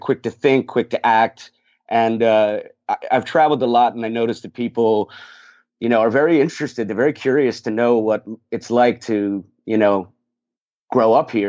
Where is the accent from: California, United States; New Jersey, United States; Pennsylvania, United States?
New Jersey, United States; I'm born and raised in North Jersey. I'm 13 miles from the city